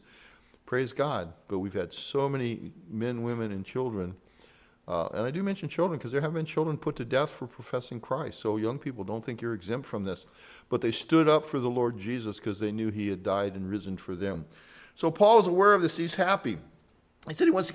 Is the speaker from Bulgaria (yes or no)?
no; San Joaquin Valley, California, United States; moved away; I was from the San Joaquin Valley